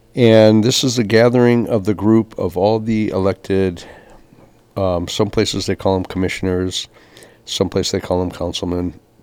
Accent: Kapaa, Hawaii, United States; When I was born here in Kapau, we had like 60,000 people on the island

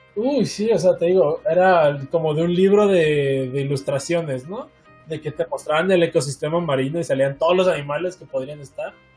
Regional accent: La Paz, Baja California Sur, Mexico; moved away; also born or lived in Los Cabos; soy verdaderamente de La Paz

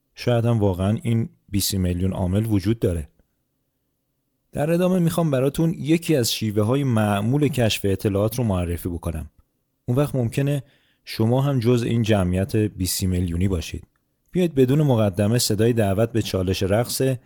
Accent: Iran; ما ایرونیا

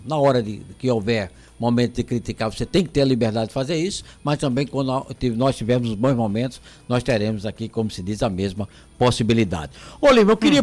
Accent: Paraíba, Brazil; eu não saio da minha terra

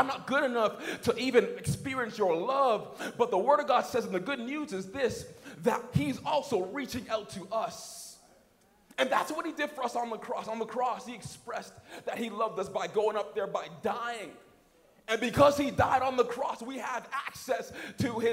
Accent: Canada; I'm Canadian

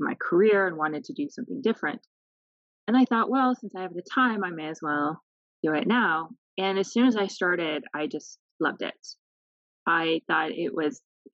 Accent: Canada; moved away as an adult; now in Lebanon; I am Canadian. I am working here in Lebanon as a humanitarian aid

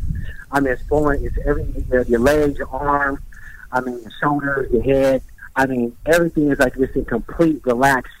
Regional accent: Riverside, California, United States; Riverside Community College in my hometown

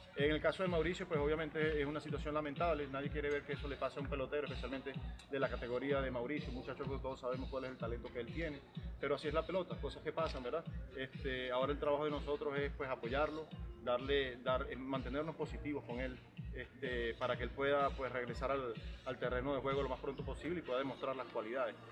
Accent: Venezuela; moved away; also born or lived in New York, United States; yo crecí en la pelota de invierno este, en Venezuela. Uno como latino

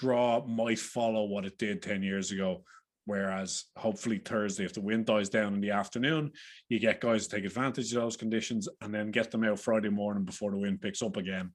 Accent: Ireland; accent: Irish; as you can tell by the accents. We are three Irish lads

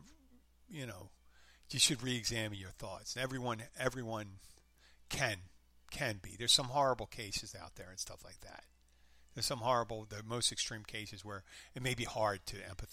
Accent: Abington, Pennsylvania, United States; now in Florida Keys, United States; Philadelphia, my hometown, Abington

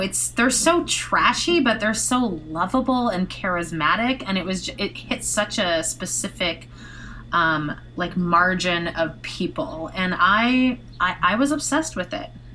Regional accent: Canada; moved away; I'm from Canada.

